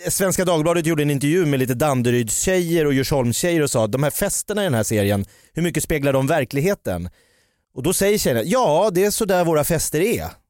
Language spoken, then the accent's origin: Swedish; Jakobsberg, Stockholm County, Sweden; Jag är från Jakobsberg